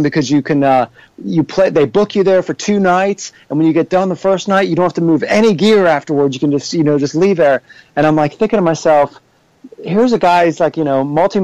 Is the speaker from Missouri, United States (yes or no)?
no; Cincinnati, Ohio, United States; I grew up here in Cincinnati